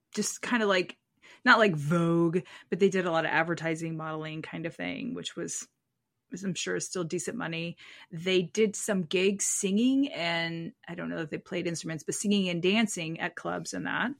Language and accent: English; United States; As an American